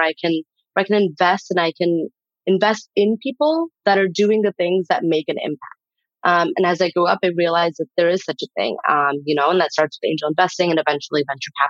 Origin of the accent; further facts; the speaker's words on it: Midwest, United States; I was born and raised here in the Midwest